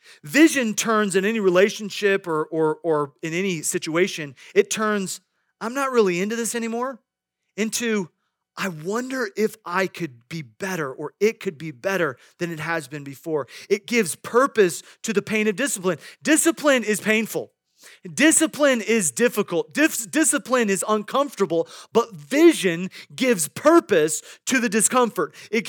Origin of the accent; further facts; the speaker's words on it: Midwest, United States; I grew up in the Midwest, and I knew many farmers